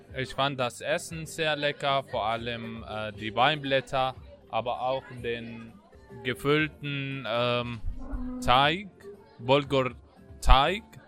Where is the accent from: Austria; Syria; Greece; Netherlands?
Syria; German is a second language; now in Germany; Ich komme aus Syrien, bin seit sieben Jahren in Deutschland.